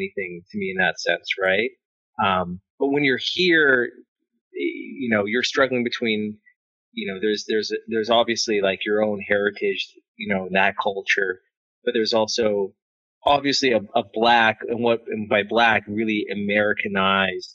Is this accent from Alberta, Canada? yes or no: yes; Edmonton, Alberta, Canada; also born or lived in Eritrea / London; now in Vancouver, Canada; I was born and raised in Edmonton. My parents, they had immigrated from Eritrea as refugees. And then we had ended up moving back to Eritrea